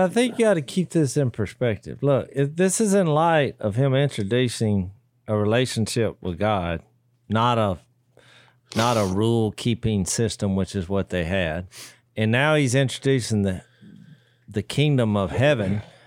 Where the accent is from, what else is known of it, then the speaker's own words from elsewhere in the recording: United States; as an American citizen